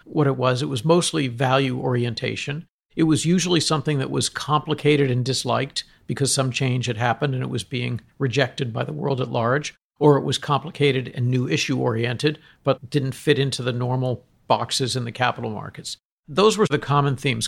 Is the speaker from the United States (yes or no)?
yes; Boston, Massachusetts, United States; moved away; I wasn't brought up in New York. I was brought up in Boston.